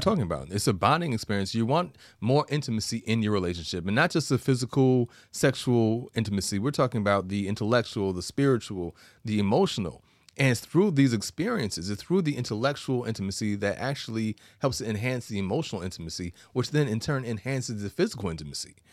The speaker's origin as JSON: {"language": "English", "region": "New York", "country": "United States", "said": "I'm a New Yorker"}